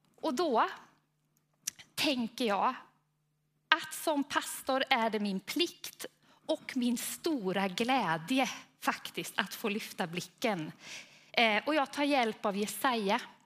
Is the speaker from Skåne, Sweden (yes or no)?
no; Falköping, Västra Götaland, Sweden; accent: Västgöta; vi är västgötar båda två. Eh, han är från Tidaholm och jag är från Falköping. Eh, och jag hoppas att det är så att det hörs mer på honom än på mig, men jag är rädd att det är ungefär lika.